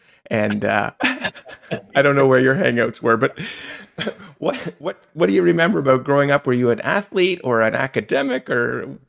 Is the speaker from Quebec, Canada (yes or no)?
no; Toronto, Ontario, Canada; I grew up Victoria Park in Van Horn.